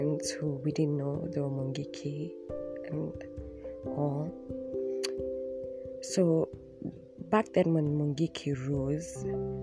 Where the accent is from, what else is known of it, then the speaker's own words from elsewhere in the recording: Nairobi, Kenya; I'm from Dandora